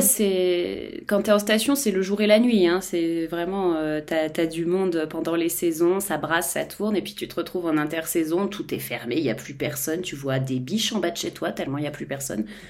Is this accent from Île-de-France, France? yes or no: no; Savoy, Auvergne-Rhône-Alpes, France; je suis savoyarde